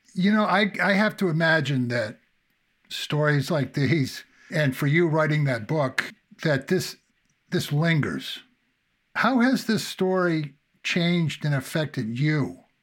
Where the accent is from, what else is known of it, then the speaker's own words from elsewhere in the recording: New Hampshire, United States; I can remember growing up in New Hampshire